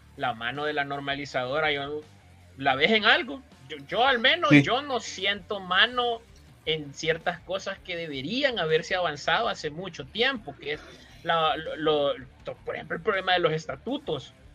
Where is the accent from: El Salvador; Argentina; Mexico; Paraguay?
El Salvador; como salvadoreño aficionado al fútbol